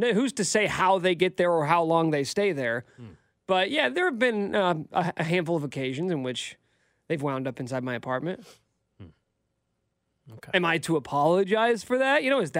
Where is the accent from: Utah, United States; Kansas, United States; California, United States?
Kansas, United States; Topeka; I'm from Topeka.